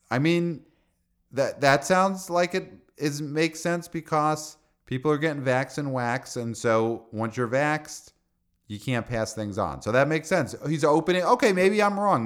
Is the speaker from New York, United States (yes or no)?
yes; New York City, New York, United States; as a son of Brooklyn